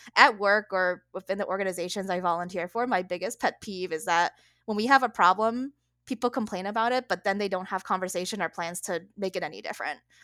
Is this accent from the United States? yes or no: yes; Connecticut, United States; food I had growing up in Connecticut